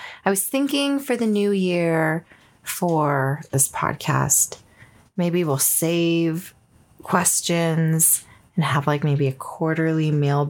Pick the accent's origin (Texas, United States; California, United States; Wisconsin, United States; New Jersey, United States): California, United States; moved away; I'm actually from California